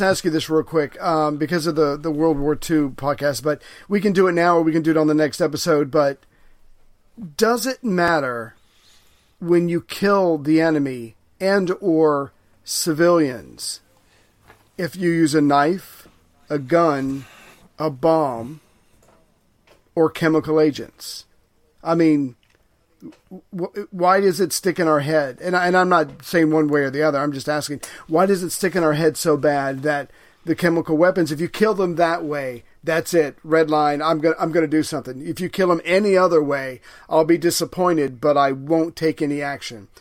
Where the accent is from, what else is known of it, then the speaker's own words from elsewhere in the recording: the South, United States; I'm from the South